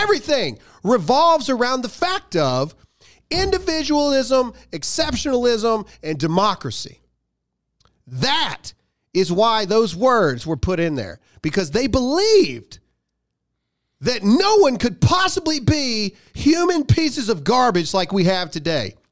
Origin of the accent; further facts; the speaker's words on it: United States; my own country